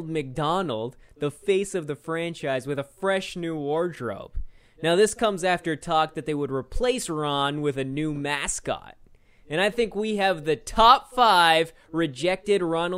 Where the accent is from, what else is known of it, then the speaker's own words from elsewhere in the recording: Canada; I'm from Canada.